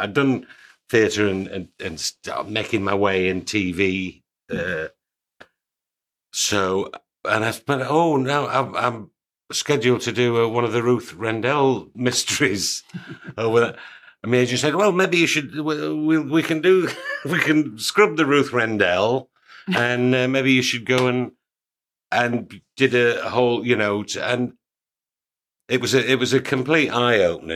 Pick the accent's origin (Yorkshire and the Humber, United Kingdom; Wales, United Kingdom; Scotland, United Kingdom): Yorkshire and the Humber, United Kingdom; York; I'm, I'm from York